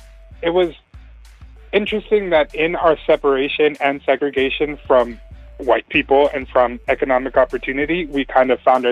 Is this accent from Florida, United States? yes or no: no; Hempstead, New York, United States; born or raised there